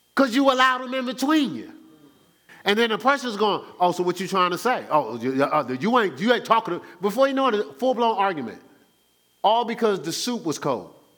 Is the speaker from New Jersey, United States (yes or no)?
yes; Newark, New Jersey, United States; I'm born and raised in Newark, New Jersey